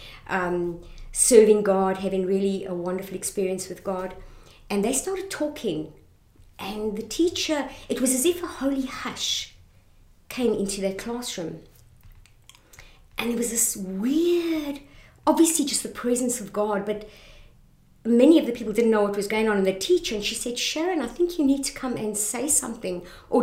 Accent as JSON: {"language": "English", "town": "Benoni", "region": "Gauteng", "country": "South Africa", "tie": "born or raised there", "also_born_or_lived": "Johannesburg / Boksburg", "moved": "yes", "said": "Boksburg, Benoni, that's where, although I was born in Johannesburg, that's where I grew up"}